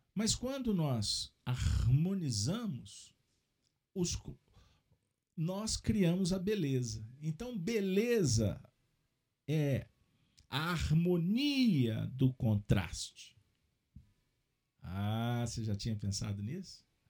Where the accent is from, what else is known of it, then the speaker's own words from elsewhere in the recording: Minas Gerais, Brazil; como um bom mineiro